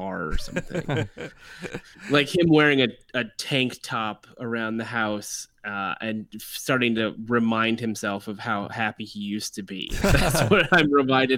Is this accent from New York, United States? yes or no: no; Merced, California, United States; my hometown. I grew up in Merced, California